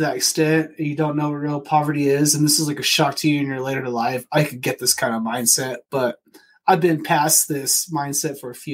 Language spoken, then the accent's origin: English; Phoenix, Arizona, United States; I grew up in Phoenix in like from 92 to 98 with a single mother and my two twin sisters